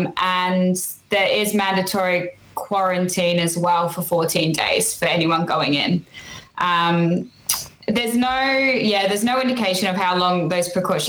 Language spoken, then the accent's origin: English; North Queensland, Australia; moved away as an adult; now in United Kingdom; So I'm from the North Queensland. So if those of you that don't know Australia very well, if you imagine the shape of Australia, it's the pointy bit up in the top right corner of Australia is where I'm from.